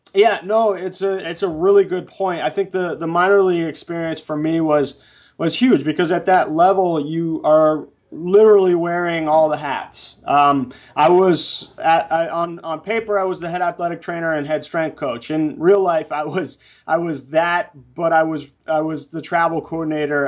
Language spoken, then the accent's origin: English; New England, United States; moved away as an adult; also born or lived in Bakersfield; now in Los Angeles, United States; I grew up in New England